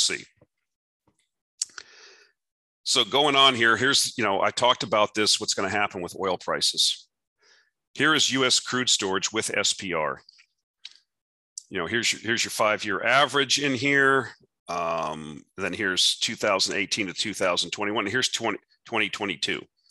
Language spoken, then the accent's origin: English; United States; we as the United States do not have that burned into our DNA